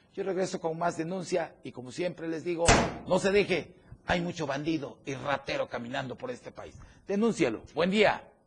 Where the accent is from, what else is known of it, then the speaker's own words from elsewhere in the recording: Chiapas, Mexico; somos por chiapanecos los que laboramos aquí